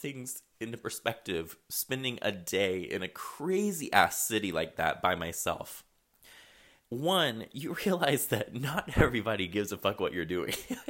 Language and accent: English; Chicago, Illinois, United States; I'm from Chicago. I lived there for fucking 4 years. I miss that shit.